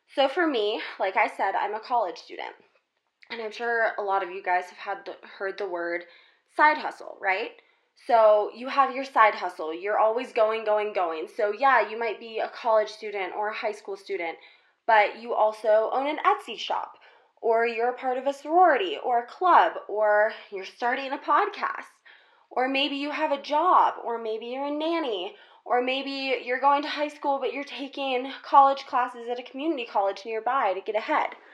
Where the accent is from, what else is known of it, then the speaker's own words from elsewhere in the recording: South Carolina, United States; moved away as an adult; now in Colorado, United States; I'm originally from South Carolina